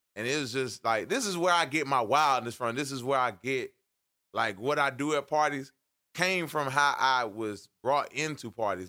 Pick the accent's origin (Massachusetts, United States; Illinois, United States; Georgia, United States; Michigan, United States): Georgia, United States; Atlanta; moved away; I grew up in Atlanta